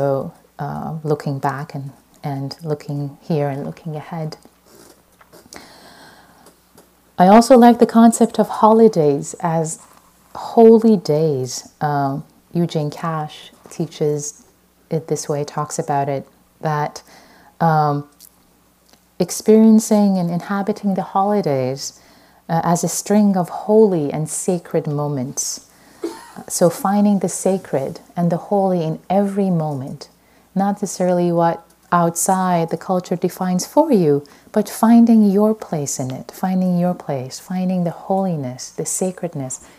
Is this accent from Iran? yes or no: yes; Iran; moved away; I'm Persian. I was born in Iran